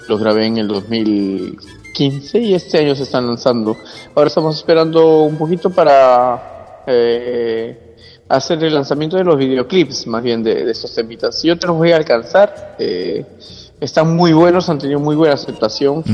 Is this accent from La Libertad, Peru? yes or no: yes; Trujillo, La Libertad, Peru; moved away as an adult; also born or lived in Argentina / Norway; now in Bergen, Norway; soy trujillano.